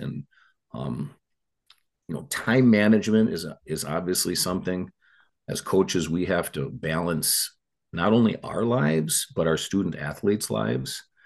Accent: Eagan, Minnesota, United States; I grew up in Eagan, Minnesota

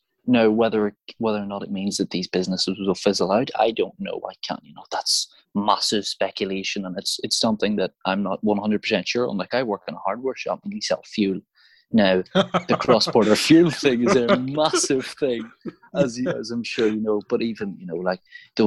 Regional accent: South Armagh, Northern Ireland, United Kingdom; I'm a border boy as well. You know, I'm from South Armagh. I've grown up alongside the border

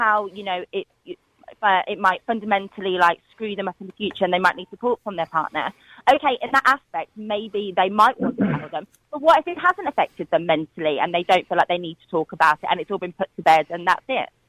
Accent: United Kingdom; We're all from the United Kingdom.

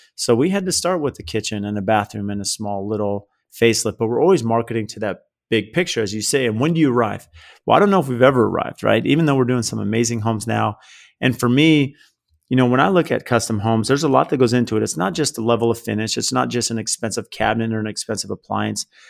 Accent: San Diego, California, United States; I grew up in San Diego, uh, blue collar family

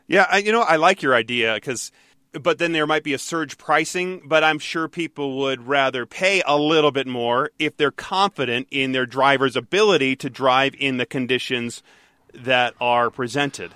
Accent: Detroit, Michigan, United States; growing up in Michigan, in Detroit

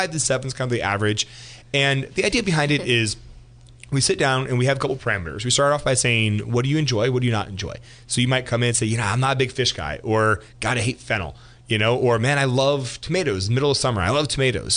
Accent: Geyserville, California, United States; also born or lived in Healdsburg, California; I was born in Healdsburg, grew up in Geyserville, which is about 10 minutes north of Healdsburg.

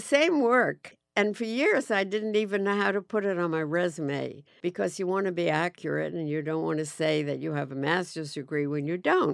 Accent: Forest Hills, New York, United States; also born or lived in Great Neck, Long Island / Manhattan; I grew up in, uh, Forest Hills, Long Island

